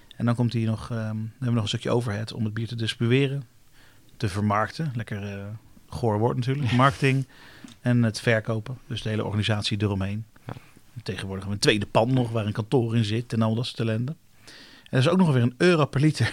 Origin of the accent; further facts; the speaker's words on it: Netherlands; we als Nederlanders